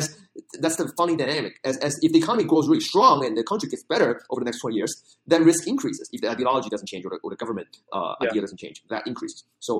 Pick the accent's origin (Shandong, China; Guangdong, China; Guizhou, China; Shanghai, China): Guangdong, China; Shenzhen; I grew up in Shenzhen.